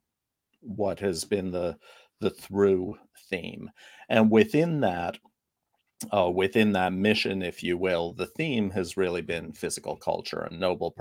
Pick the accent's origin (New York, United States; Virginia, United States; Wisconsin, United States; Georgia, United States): New York, United States; growing up in New York, I didn't have a lot of access to team sports